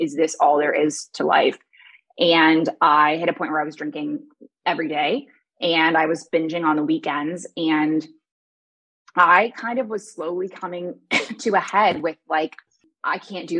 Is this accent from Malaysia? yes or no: no; Toronto, Ontario, Canada; moved away as an adult; also born or lived in Kuwait / Dubai; now in Bali, Indonesia; I was raised in Toronto